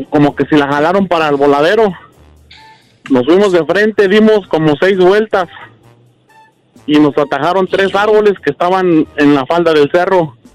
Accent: Puebla, Mexico; yo soy de Puebla y éramos comerciantes.

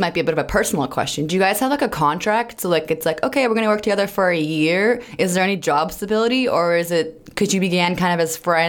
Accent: Juno Beach, Florida, United States; when we were juniors and high schoolers growing up in South Florida in the Juno Beach area.

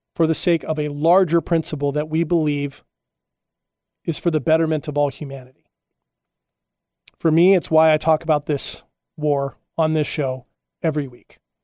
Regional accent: Huntington Beach, California, United States; also born or lived in Hawaii; when I was a kid, uh, growing up in Huntington Beach, California, Surf City, U S

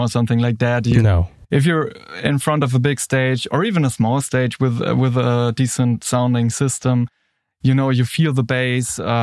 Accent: Würzburg, Bavaria, Germany; here in my hometown, Würzburg

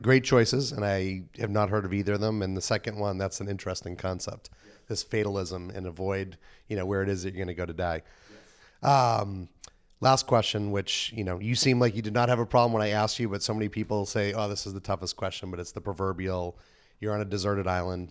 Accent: New England, United States; moved away; I come from New England

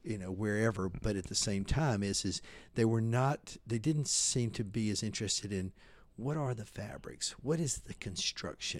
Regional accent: Mississippi, United States; now in Texas, United States; we grew up in Mississippi

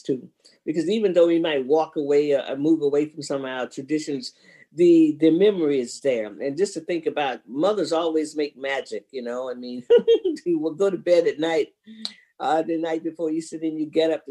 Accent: Florida, United States; even in Florida, and we weren't Catholics, we did a ham

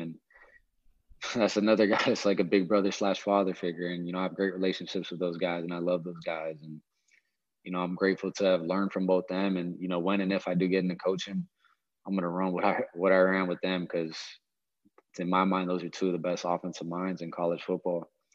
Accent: Hawaii, United States; moved away; I was born and raised in Hawaii

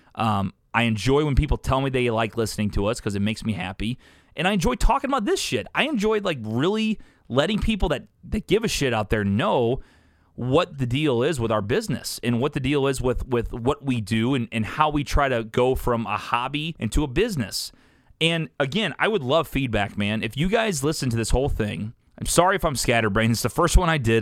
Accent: Columbia, Illinois, United States; also born or lived in St. Louis, Missouri; I'm from here. I'm from Columbia, Illinois. I'm fifteen minutes from downtown

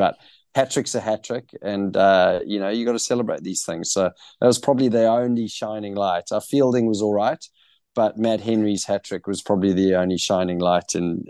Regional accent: Johannesburg, Gauteng, South Africa; born there; I was born in Johannesburg

